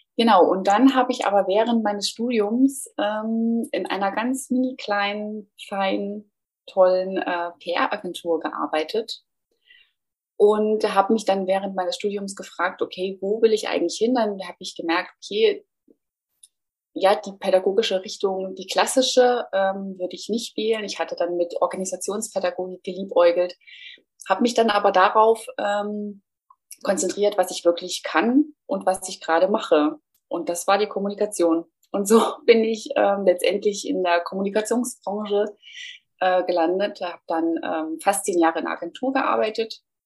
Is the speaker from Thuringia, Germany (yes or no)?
yes; Thuringia, Germany; moved away as an adult; also born or lived in Nuremberg; Also habe meine Heimat Thüringen verlassen